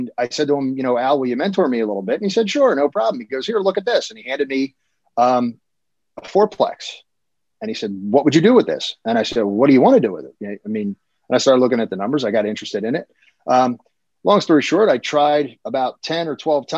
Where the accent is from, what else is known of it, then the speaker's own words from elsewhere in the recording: Philadelphia, Pennsylvania, United States; moved away as an adult; now in Cinnaminson, United States; I grew up in Philly as a kid